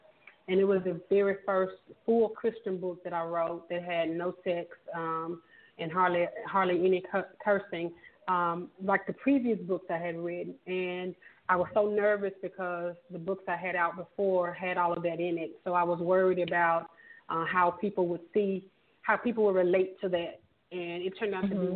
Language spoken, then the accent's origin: English; Memphis, Tennessee, United States; born and raised in Memphis, Tennessee